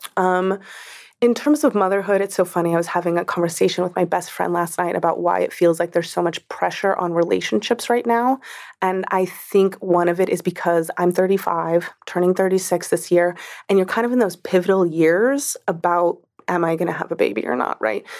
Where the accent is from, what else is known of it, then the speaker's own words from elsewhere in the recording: New York, United States; especially as a New Yorker, especially as a woman New Yorker